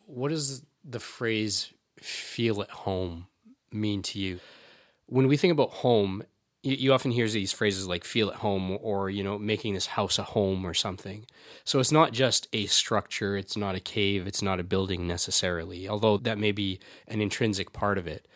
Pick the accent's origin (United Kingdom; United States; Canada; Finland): Canada; I was from Canada